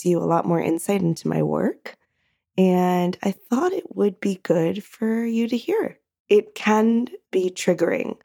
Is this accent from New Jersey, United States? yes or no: yes; New Jersey, United States; Montclair in New Jersey, my home state